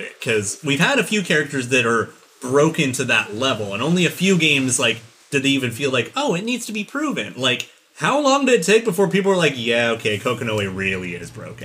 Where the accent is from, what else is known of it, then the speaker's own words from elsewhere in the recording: United States; as an American